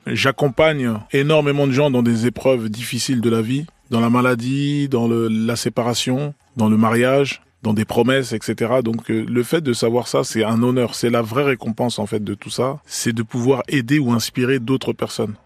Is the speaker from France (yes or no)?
yes; France; also born or lived in Congo; Je suis venu, j'avais deux ans et demi. Mes plus vieux souvenirs, c'est la France, c'est la maternelle